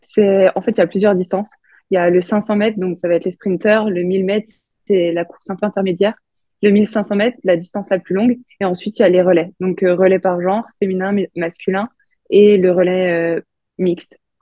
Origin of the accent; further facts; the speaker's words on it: Bourgogne-Franche-Comté, France; Je viens de Franche-Comté